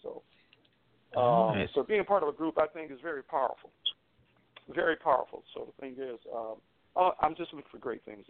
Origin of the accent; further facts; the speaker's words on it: Los Angeles, California, United States; also born or lived in Detroit, Michigan; now in Charlotte, United States; I am the guitarist for the group. I'm originally from Los Angeles, California, and moved to Detroit, Michigan for about 16 years before moving to Charlotte. So I've been to Charlotte for almost 5 years now